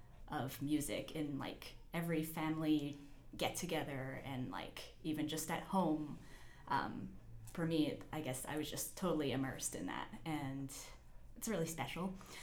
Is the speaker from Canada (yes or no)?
yes; Winnipeg, Manitoba, Canada; I grew up in Winnipeg, and I guess a lot of my family moved away